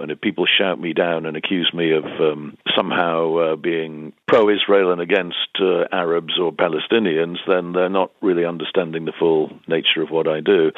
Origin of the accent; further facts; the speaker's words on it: United Kingdom; we as British